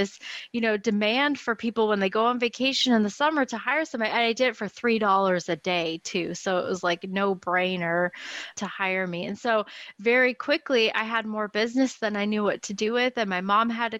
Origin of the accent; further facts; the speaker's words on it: Portland, Oregon, United States; I was born in Portland, Oregon, and I still live here